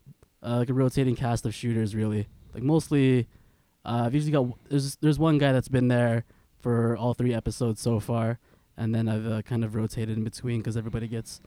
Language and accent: English; Winnipeg, Manitoba, Canada; like I grew up in the West End, right? Born and bred